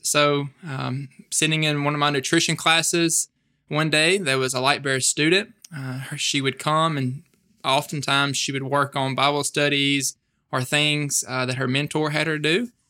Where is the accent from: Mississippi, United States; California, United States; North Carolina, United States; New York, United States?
Mississippi, United States; Smithville; I am, er, you know, born and raised Northeast Mississippi. Uh, my hometown is probably an hour and a half from Starkville